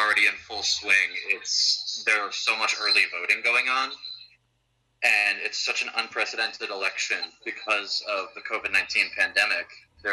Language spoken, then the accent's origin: English; United States; I'm an American who was an exchange student at Uppsala this past spring